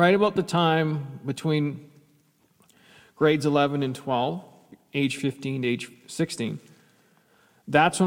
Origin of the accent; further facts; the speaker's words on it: Canada; I'm a Canadian kid and played hockey from the time.